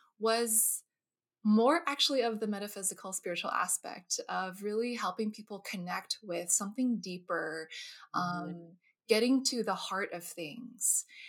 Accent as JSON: {"language": "English", "region": "New Jersey", "country": "United States", "tie": "born or raised there", "also_born_or_lived": "California", "said": "So I'm originally from, I was born in California, actually, the Bay Area, but I moved to New Jersey when I was two. So I grew up in New Jersey, East Coast native."}